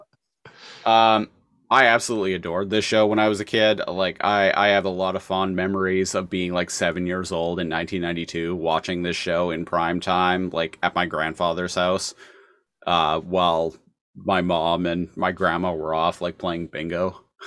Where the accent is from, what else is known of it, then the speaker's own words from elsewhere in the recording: Canada; as a Canadian